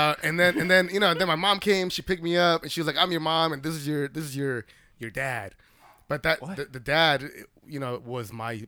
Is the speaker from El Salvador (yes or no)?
yes; El Salvador; moved away; I was born in Central America, bro.